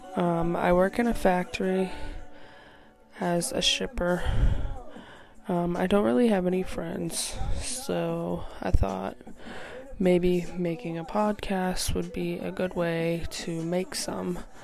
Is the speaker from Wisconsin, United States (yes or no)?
no; New Hampshire, United States; I'm from New Hampshire, have lived in the same small town my whole life.